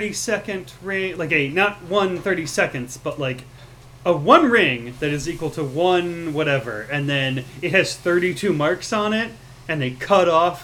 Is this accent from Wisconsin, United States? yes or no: no; Chicago, Illinois, United States; But I'm from Chicago